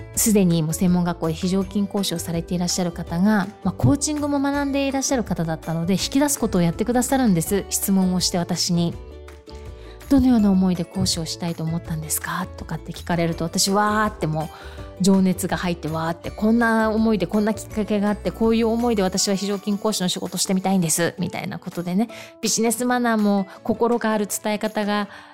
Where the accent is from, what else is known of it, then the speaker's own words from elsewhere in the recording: Okinawa, Japan; 私、沖縄生まれ、沖縄育ち、地元の企業で十四年間勤め